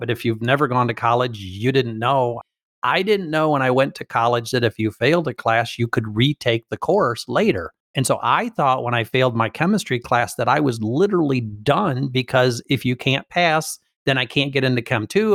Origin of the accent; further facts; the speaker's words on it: Michigan, United States; I'm from Michigan.